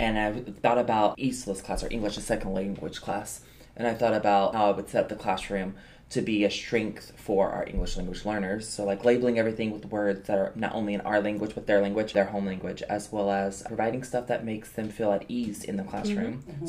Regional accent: the South, United States; because I was new, especially moving to this area. I was from the South, so I didn't have anything culturally in this area.

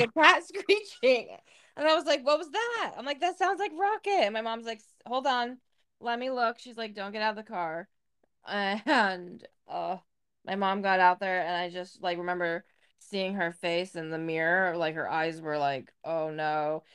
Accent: Louisville, New York, United States; also born or lived in Massena, New York; I was born in Messina, obviously, just like you, and I lived in the town of Messina until I was three, and then when I turned three, we moved to Louisville

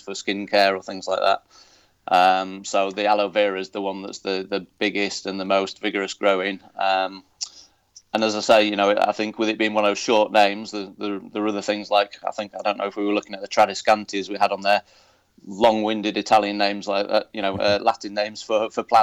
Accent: Yorkshire Dales, Yorkshire and the Humber, United Kingdom; first language English; moved away as an adult; now in Spain; growing up in the Yorkshire Dales

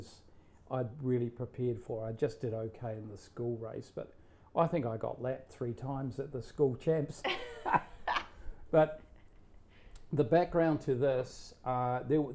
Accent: South Island, New Zealand; moved away; growing up in New Zealand, five siblings and mother, father. So there was a lot of outdoor activity. And so we lived in the South Island of New Zealand

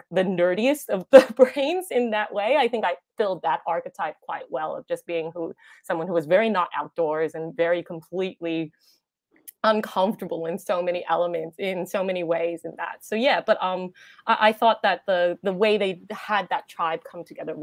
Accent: United States; accent: American; now in Australia; I have an American accent

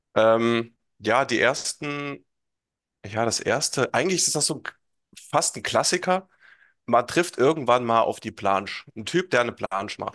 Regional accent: Hesse, Germany; komme aus Hessen, in der Nähe von Kassel wohne ich

